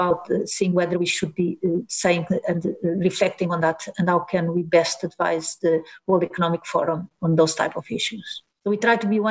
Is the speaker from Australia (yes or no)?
no; Portugal; moved away as an adult; also born or lived in Delft; I'm born and raised in Portugal